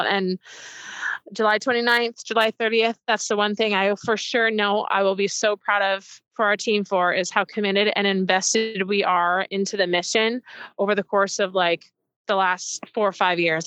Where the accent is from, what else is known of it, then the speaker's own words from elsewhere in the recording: Port Coquitlam, British Columbia, Canada; also born or lived in Burnaby; I was born in Burnaby. Um, grew up in Port Coquitlam